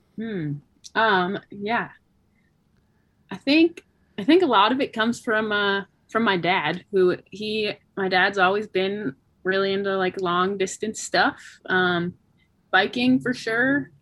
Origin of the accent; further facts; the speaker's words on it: Anchorage, Alaska, United States; also born or lived in Bellingham, Washington; I, I was born there and grew up